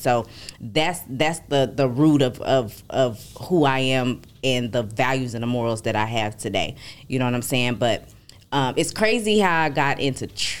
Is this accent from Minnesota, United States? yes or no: no; Arlington, Texas, United States; I'm from Arlington, Texas. That's out there by Dallas, D-Town.